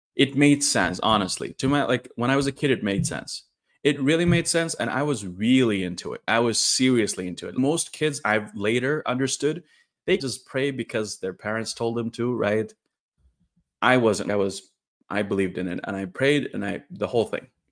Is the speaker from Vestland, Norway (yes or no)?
no; Trondheim, Trøndelag, Norway; also born or lived in India; my hometown of Trondheim, in the middle of Norway